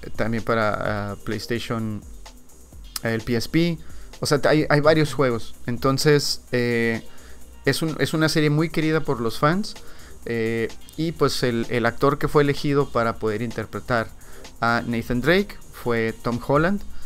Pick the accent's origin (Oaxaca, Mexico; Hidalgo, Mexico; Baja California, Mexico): Baja California, Mexico; Ensenada; nosotros que somos de Ensenada